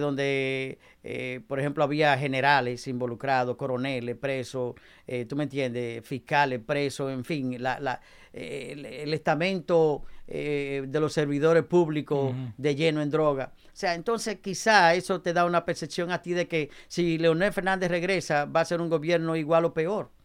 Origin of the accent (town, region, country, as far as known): Dominican Republic; now in United States